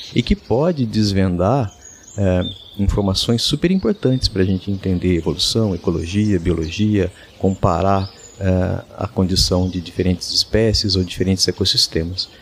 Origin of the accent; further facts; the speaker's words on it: Araraquara, São Paulo, Brazil; moved away as an adult; also born or lived in Manaus, Amazonas; now in Araraquara, Brazil; Eu sou natural aqui de Araraquara, em São Paulo, mas, é, vivi os últimos trinta e sete anos em Manaus